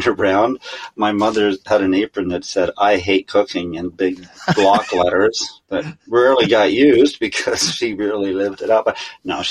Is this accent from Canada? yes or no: yes; Kingston, Ontario, Canada; now in Wakefield, Canada; I grew up in Kingston, Ontario